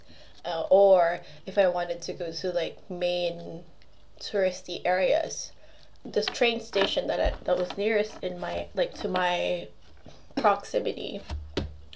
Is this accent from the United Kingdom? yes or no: no; Philippines; moved away; also born or lived in Tokyo; I come from a country, by the way, I'm Filipino. I come from a country where, like, clean toilets are a deficit.